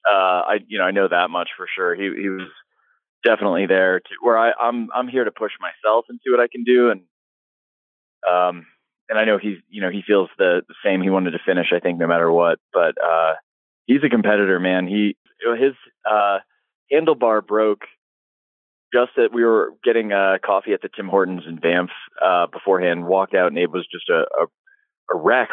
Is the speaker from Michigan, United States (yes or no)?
no; Philadelphia, Pennsylvania, United States; I'm from Philadelphia